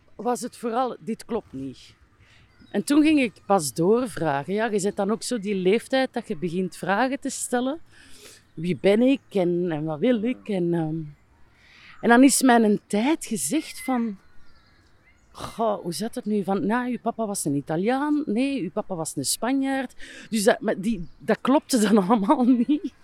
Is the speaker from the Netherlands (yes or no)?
no; Aalst, Flanders, Belgium; also born or lived in Brussels; ik ben zelfs opgegroeid in een park. Mijn, mijn vader was parkwachter. Het Waalborrenpark in Assen.